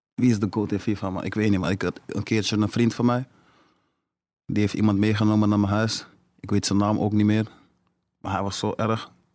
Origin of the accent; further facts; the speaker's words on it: Amsterdam, North Holland, Netherlands; in de staatsledenbeurt deze tijd. En ja, laat dat nou net zijn waar ik vandaan kom.